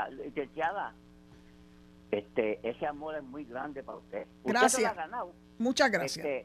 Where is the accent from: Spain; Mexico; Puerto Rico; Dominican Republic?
Puerto Rico; eso me abochona a mí como ciudadano puertorriqueño y, ciudadano americano.